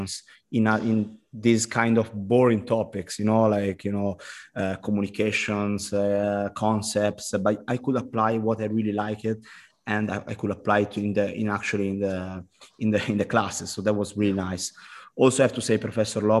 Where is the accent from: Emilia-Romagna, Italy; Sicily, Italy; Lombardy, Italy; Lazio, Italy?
Lombardy, Italy; Milan; English is a second language; also born or lived in United States; I went back to the high school in Italy